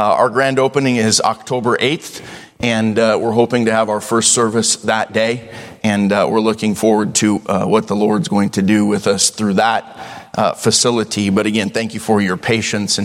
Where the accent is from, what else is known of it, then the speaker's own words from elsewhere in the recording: Devils Lake, North Dakota, United States; now in Idaho, United States; I grew up in Devil's Lake, North Dakota, and so I did that as a child.